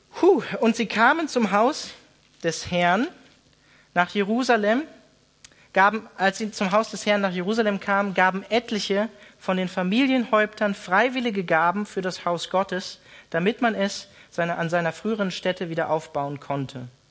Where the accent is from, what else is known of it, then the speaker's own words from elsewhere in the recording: Germany; wir als Deutsche